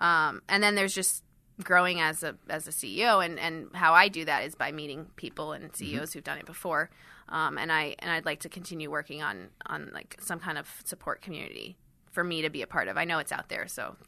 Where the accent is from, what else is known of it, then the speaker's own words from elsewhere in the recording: Miami, Florida, United States; also born or lived in London / Switzerland; So I'm from Switzerland, and I grew up in Miami and London.